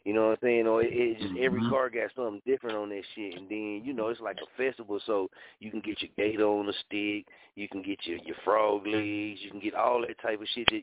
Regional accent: Muskogee, Oklahoma, United States; I'm from Muskogee, right? I'm from Muskogee

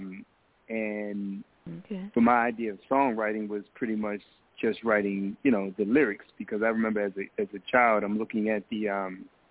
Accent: Baltimore, Maryland, United States; moved away as an adult; now in Philadelphia, United States; I'm originally from Baltimore, but I currently live in Philadelphia, been here for 11 years now.

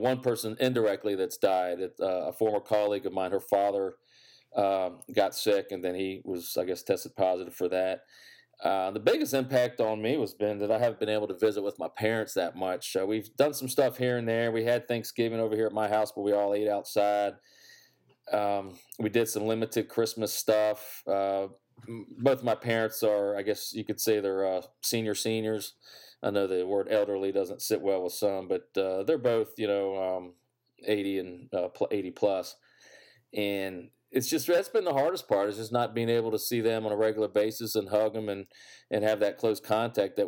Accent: Virginia, United States; growing up in Virginia for the most part

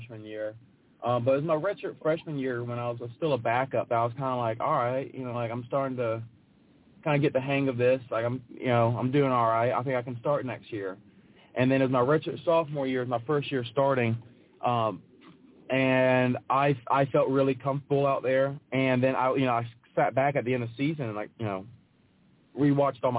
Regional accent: Memphis, Tennessee, United States; I enjoyed growing up in Memphis

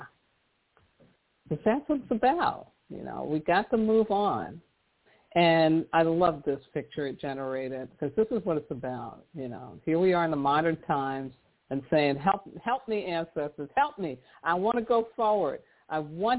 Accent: New York City, New York, United States; I grew up in New York City

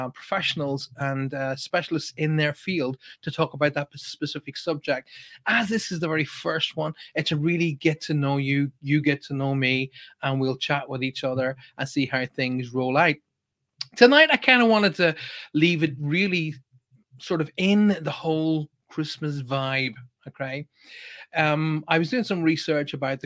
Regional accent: Ireland; I'm obviously Irish and I come from a very, very deep religious background

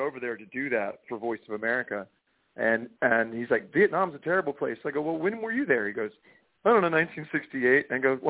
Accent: Florida, United States; born there; also born or lived in England / Connecticut / Kansas / North Carolina; now in Nashville, United States; Well, I say I was born in Florida, and I moved to England, went to Connecticut, Kansas, North Carolina, Florida, out to Los Angeles, and now I live in Nashville.

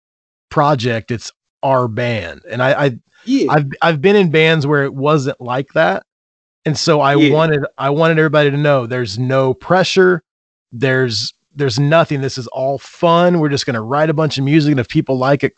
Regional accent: Indiana, United States; I grew up in Indiana, I moved away and then I came back when I had kids

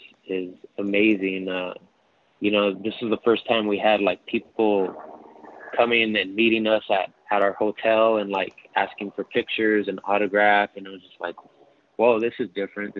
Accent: Norwalk, California, United States; we come from Norwalk, which is county of LA, but still like southeast suburb

